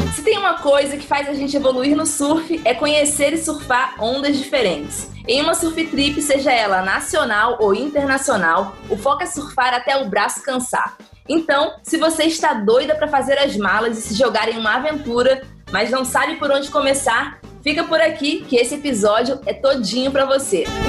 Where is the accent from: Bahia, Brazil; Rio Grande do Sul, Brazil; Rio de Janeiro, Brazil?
Bahia, Brazil; Itacaré; Eu cresci em Itacaré, amo Itacaré.